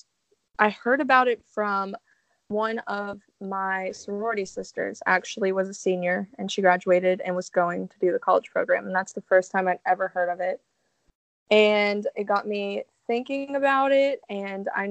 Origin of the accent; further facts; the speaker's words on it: Louisville, Kentucky, United States; moved away; I actually worked at an amusement park back home. I'm from Louisville, Kentucky